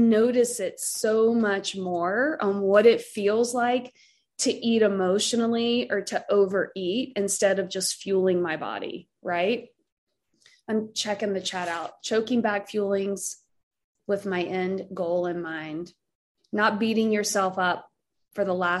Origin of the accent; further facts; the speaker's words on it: Southern, United States; accent: Southern; my accent, like start talking about stuffing and mac and cheese, and I'm like all of a sudden Southern again.